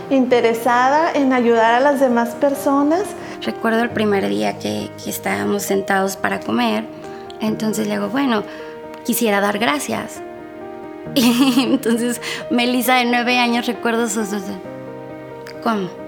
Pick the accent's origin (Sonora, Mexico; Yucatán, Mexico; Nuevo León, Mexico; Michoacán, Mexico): Michoacán, Mexico; Morelia; now in Monterrey, Mexico; soy de Morelia, pero vivo en Monterrey hace cinco años.